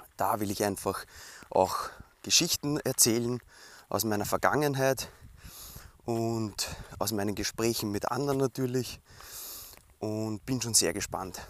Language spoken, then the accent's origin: German; Weinviertel, Lower Austria, Austria; bei uns im Weinviertel in Niederösterreich